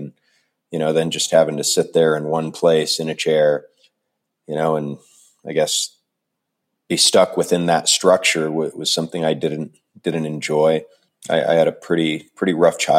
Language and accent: English; Jefferson, Iowa, United States; moved away; also born or lived in Nogales, Arizona; I was born in Iowa in a small town and raised in Iowa for most of my childhood. I spent some time on a border town in Arizona called Nogales.